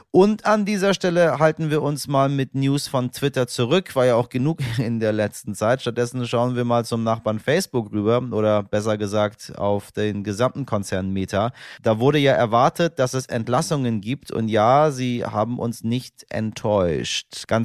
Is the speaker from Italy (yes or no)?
no; Iran; German is a second language; Wir sehen das als Iraner, ich glaube, unisono alle gleich und wir haben uns auch von ähm, Seiten der Menschen, die sich im Ausland befinden, äh, sehr, sehr doll eingesetzt.